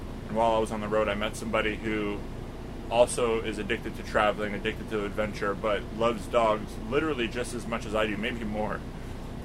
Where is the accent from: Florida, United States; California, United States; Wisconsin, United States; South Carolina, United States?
Florida, United States; also born or lived in Los Angeles, United States; now in Lake Tahoe, United States; I grew up in Florida